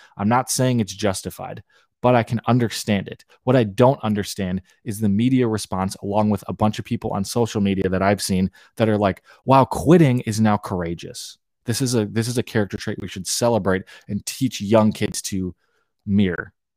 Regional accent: Hawaii, United States; I grew up in Hawaii

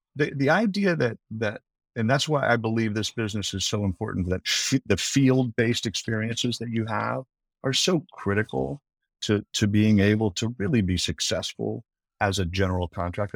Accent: Westminster, California, United States; now in Orlando, United States; I'm from Southern California, ha, ha, ha, having been born in Westminster

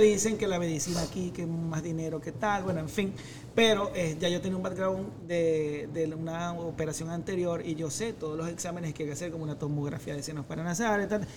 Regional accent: Maracaibo, Zulia, Venezuela; now in United States; yo soy Maracucho y seguiré siendo Maracucho siempre

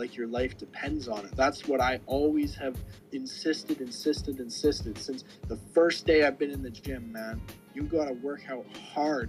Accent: Langley, British Columbia, Canada; No one in my hometown really played football. We didn't have high school football teams or nothing. We had a little community team called the North Langley Bears

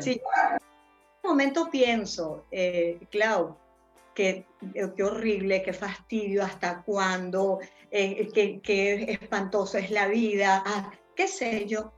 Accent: Venezuela; moved away as an adult; also born or lived in Spain; now in Chile; soy venezolana, radicada en Chile desde hace, yo creo que van a ser casi seis años

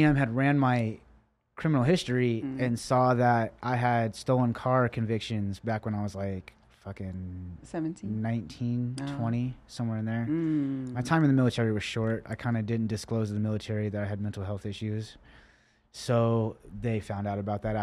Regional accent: Las Vegas, Nevada, United States; also born or lived in Centerville, Texas / Fort Jackson, South Carolina / Reno, Nevada; I'm a Vegas native. I was born and raised in Vegas, Sunrise Hospital.

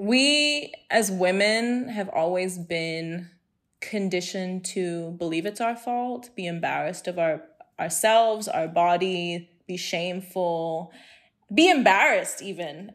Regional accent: Hong Kong; I was born and raised in Hong Kong, went to a British school

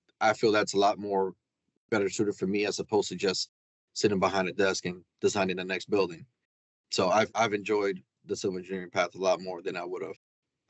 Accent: New York City, New York, United States; moved away as an adult; also born or lived in Potsdam, New York; now in Florida, United States; Yeah, I'm originally from Williamsburg, Brooklyn, born there and been there all of 22 years before I moved down here. My family still lives up there.

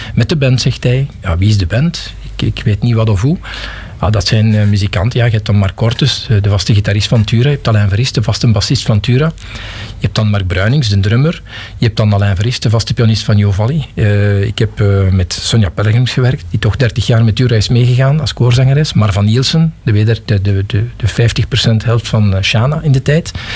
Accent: Pajottenland, Flanders, Belgium; also born or lived in Geraardsbergen / Galmaarden / Forest (Brussels); now in Lot, Belgium; ik ben iemand die uit Pajotland komt. Ik ben geboren in Gerardsbergen in 65. En ik heb toen nog eh, tot mijn 4, 5 jaar in Galmaarden gewoond

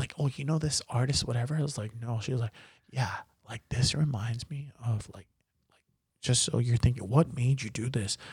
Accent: Waianae, Hawaii, United States; I grew up in Waianae, in Macaha.

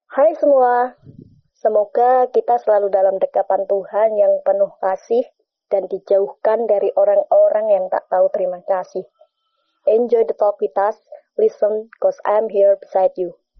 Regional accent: Java, Indonesia; Sebagai orang Jawa, kita sangat berpegang teguh pada unggah-ungguh atau tata krama

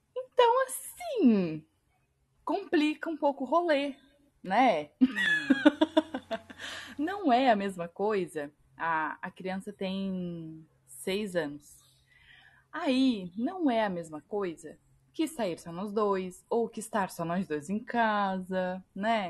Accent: Pomerode, Santa Catarina, Brazil; also born or lived in Florianópolis; eu sou de Florianópolis, nasci aqui, mas eu cresci, passei é, são uns 10, 12 anos da minha vida em Pomerode, que é uma cidade aqui de Santa Catarina

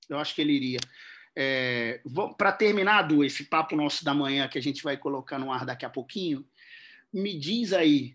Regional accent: Rio de Janeiro, Brazil; enquanto carioca

